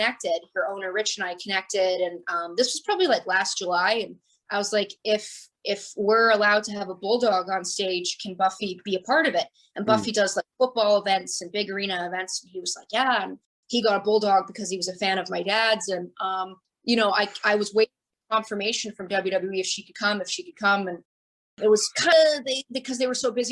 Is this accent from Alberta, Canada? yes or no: yes; Calgary, Alberta, Canada; moved away as an adult; also born or lived in Tampa, Florida, United States; now in Florida, United States; I was born in Calgary. And then in 91, we moved to Florida